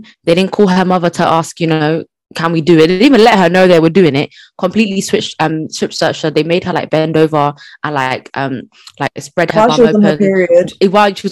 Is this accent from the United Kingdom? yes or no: yes; United Kingdom; as a Brit